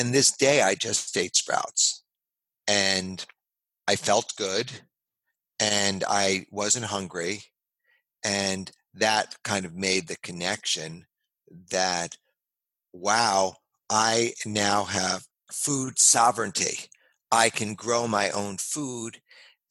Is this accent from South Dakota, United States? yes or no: no; New York City, New York, United States; also born or lived in Los Angeles / San Francisco; now in California, United States; I grew up in New York City